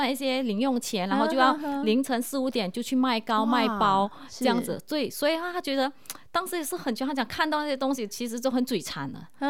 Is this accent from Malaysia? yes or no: yes; Kuala Lumpur, Malaysia; moved away as an adult; now in Taiwan; 对，我是来自马来西亚吉隆坡，对，然后我是一位工程师，然后就机缘巧合底下，然后我就来到了台湾发展